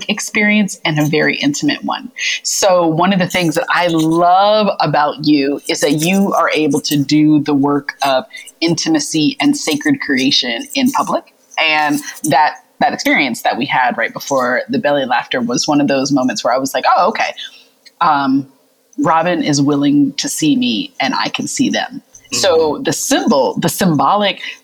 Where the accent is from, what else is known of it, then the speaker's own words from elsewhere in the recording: the South, United States; also born or lived in central Pennsylvania; now in Pennsylvania, United States; I'm really proud of being a Southerner